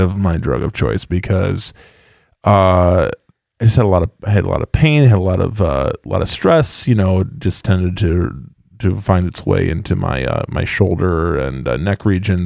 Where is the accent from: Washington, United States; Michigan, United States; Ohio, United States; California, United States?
Michigan, United States; West; accent: Dutchy West Michigan; my Dutchy West Michigan